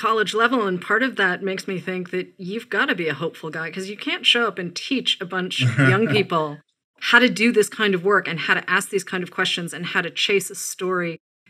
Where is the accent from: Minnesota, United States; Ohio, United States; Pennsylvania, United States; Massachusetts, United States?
Massachusetts, United States; outside of Boston; I grew up outside of Boston.